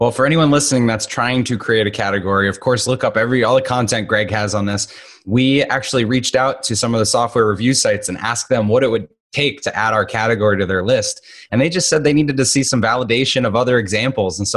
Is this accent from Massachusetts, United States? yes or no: yes; Boston, Massachusetts, United States